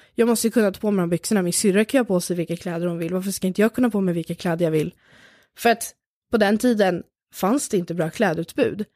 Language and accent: Swedish; Lidingö, Stockholm County, Sweden; jag växte upp på Lidingö